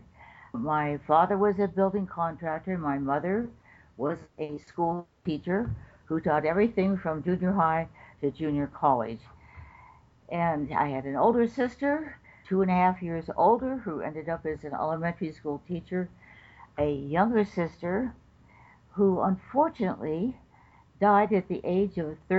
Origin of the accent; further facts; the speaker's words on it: Los Angeles, California, United States; also born or lived in Palos Verdes; I grew up in Los Angeles. I was born in a place called, well, it was Palos Verdes, but we moved to Los Angeles when I was